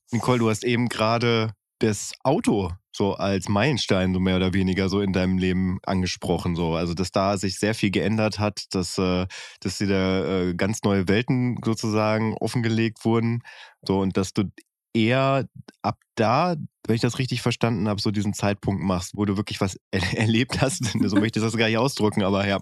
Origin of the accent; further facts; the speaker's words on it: North Rhine-Westphalia, Germany; Ich bin auch eher behütet auf dem Land, äh, in Ostwestfalen aufgewachsen